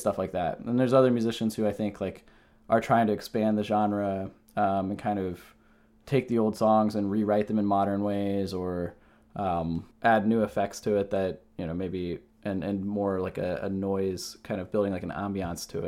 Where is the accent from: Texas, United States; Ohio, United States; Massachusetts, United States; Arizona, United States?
Ohio, United States; moved away as an adult; now in New Jersey, United States; I grew up in Ohio